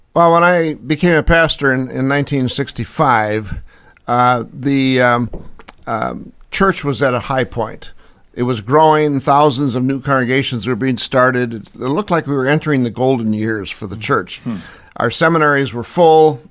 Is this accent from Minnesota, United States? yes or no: yes; St. Paul, Minnesota, United States; also born or lived in Pomeroy, Iowa; now in Iowa, United States; we moved to uh, to St. Paul, and that's where I was raised